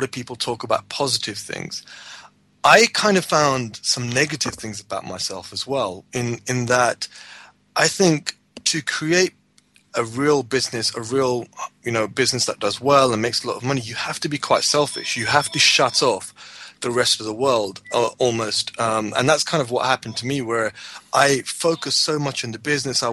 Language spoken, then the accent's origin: English; United Kingdom; I was born in the UK